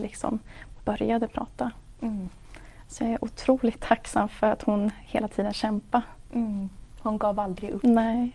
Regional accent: Hultsfred, Kalmar County, Sweden; also born or lived in Umeå / Mantorp; i Hultsfred är jag uppväxt

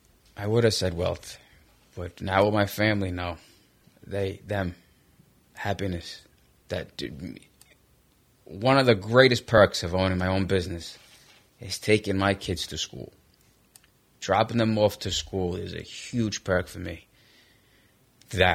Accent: New York City, New York, United States; I was raised in Brooklyn on 59th Street

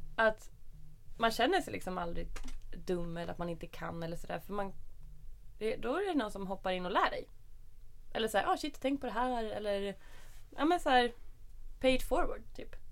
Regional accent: Norrtälje, Stockholm County, Sweden; Jag är uppvuxen i Norrtälje. En liten skitstad en timme norr om Stockholm

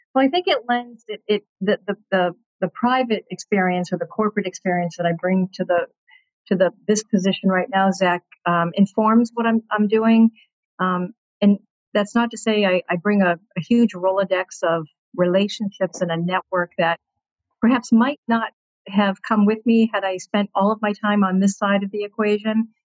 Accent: Peabody, Massachusetts, United States; I grew up in Peabody, in a, in a great neighborhood.

